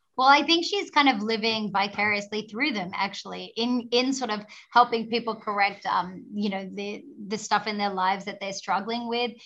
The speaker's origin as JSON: {"language": "English", "country": "Australia", "said": "I'm an Australian."}